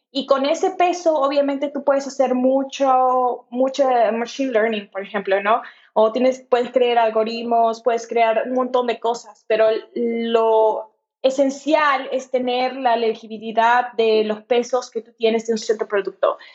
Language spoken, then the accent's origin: Spanish; Lima, Peru; moved away as an adult; also born or lived in Kentucky, United States / Portland, United States; yo crecí en Lima, Perú.